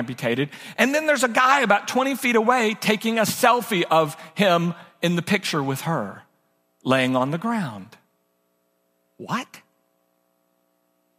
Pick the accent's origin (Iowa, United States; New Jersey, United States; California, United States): California, United States; Oakland; I was born in Oakland, California, raised most of my life in cities